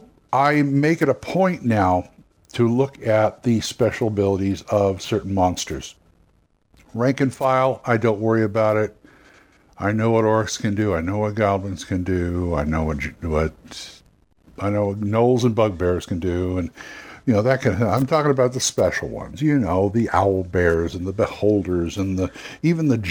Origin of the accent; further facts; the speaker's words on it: California, United States; As a Californian